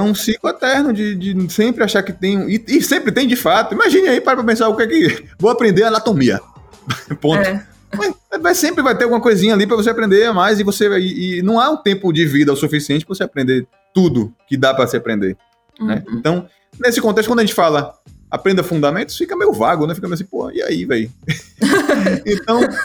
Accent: Nova Soure, Bahia, Brazil; also born or lived in Salvador; hoje moro aqui em uma cidadezinha no interior da Bahia, que é Nova Soura. E, na verdade, é a cidade que eu cresci, é uma cidade no sertão, velho, da Bahia

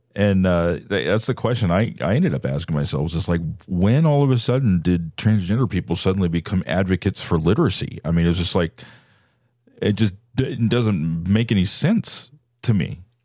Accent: San Francisco Bay Area, California, United States; I, I grew up in the San Francisco Bay Area.

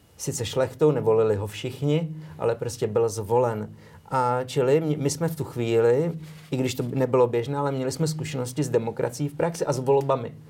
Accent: Prague, Czechia; first language Czech; moved away as an adult; now in Slovakia; v Praze na Žižkově, kam jsem chodil na gymnázium

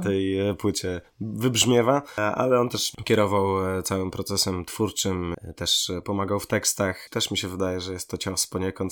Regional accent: Łomża, Podlaskie Voivodeship, Poland; moved away as an adult; also born or lived in Gdańsk-Wrzeszcz / Sopot; now in Gdańsk, Poland; z mojego rodzinnego miasta Złomży

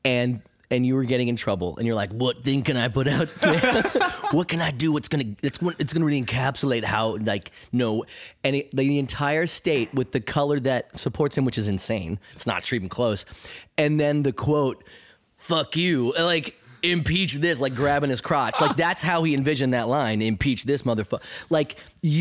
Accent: United States; as an American

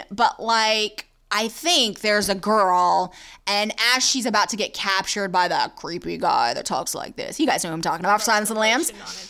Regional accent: Nashville, Tennessee, United States; accent: Southern; Yes, I'm Southern. I was born in Tennessee, guys. Nashville.

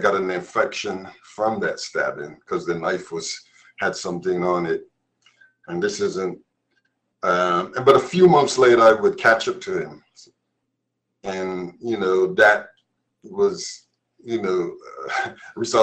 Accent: Barbados; now in Massachusetts, United States; growing up in Barbados, my mother died when I was 9 years old

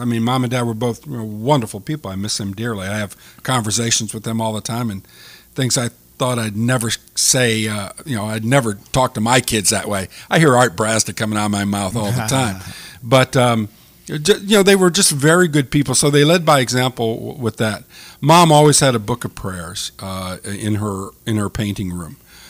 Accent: Lafayette, Missouri, United States; also born or lived in Creve Coeur; But, you know, I grew up in Lafayette, and then middle of my sixth grade year, we moved out to Karen Crow, northern end of Karen Crow.

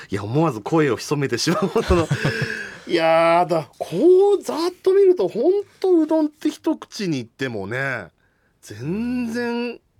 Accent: Matsuyama, Ehime, Japan; 僕あの愛媛の松山出身なので、

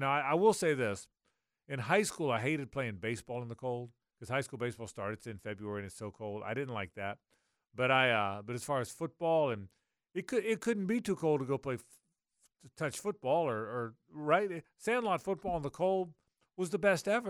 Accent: Jacksonville, Florida, United States; I grew up here in Jacksonville

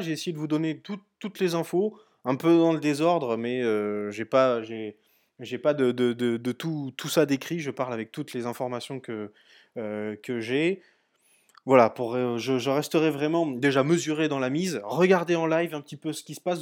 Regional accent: France; on est français

